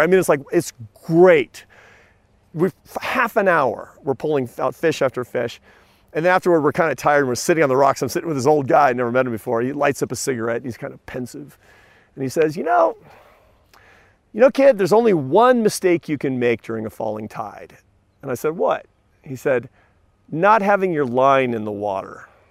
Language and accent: English; Seattle, Washington, United States; I grew up in Seattle, Washington